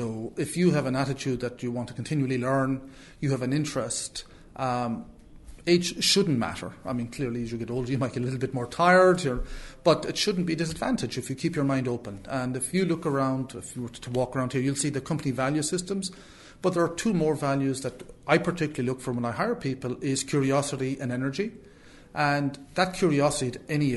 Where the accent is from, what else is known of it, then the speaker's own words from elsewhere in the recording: Clare, Munster, Ireland; I'm from Clare